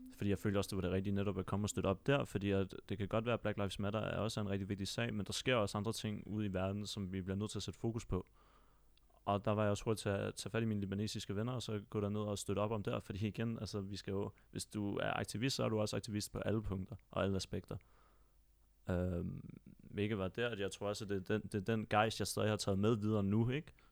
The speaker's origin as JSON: {"language": "Danish", "town": "Copenhagen", "region": "Capital Region of Denmark", "country": "Denmark", "tie": "born or raised there", "said": "nu er jeg selv født og opvokset på Vesterbro, og bor der stadig til den dag i dag."}